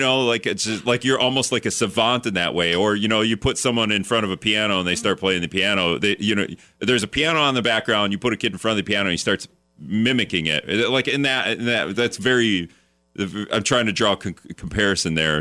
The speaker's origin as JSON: {"language": "English", "town": "Hortonville", "region": "Wisconsin", "country": "United States", "tie": "born or raised there", "said": "I grew up in Hortonville too, so it was just tiny."}